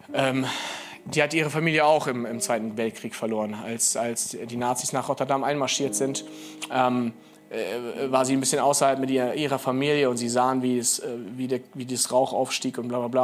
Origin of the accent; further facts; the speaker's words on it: Rhineland, Germany; Ich bin Rheinländer mit Migrationshintergrund